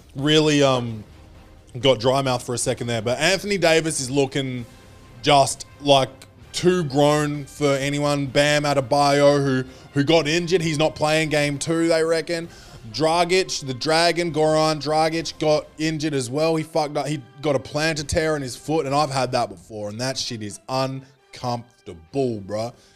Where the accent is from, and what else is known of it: Australia; born or raised there